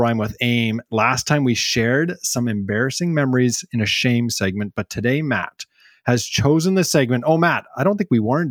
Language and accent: English; Smithers, British Columbia, Canada; Smithers, BC, my hometown